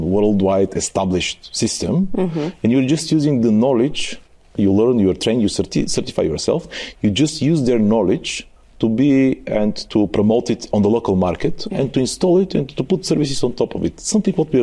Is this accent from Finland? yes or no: no; Bulgaria; also born or lived in Germany; I was the guy from Bulgaria, from the from, let's say, the ex-Soviet world.